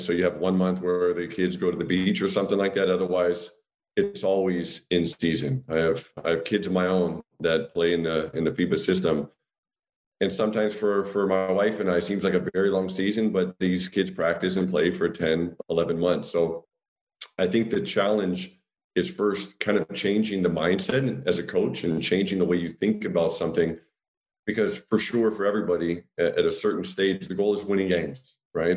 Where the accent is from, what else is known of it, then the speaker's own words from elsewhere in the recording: United States; moved away as an adult; also born or lived in Austria; now in Germany; as an American